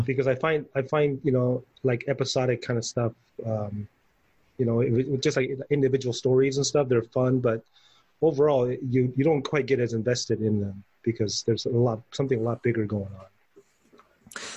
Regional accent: Taiwan; when I was a kid growing up in Taiwan

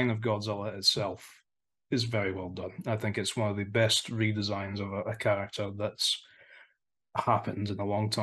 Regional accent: Aberdeen, Scotland, United Kingdom; my hometown on a sunny day. Good old Aberdeen

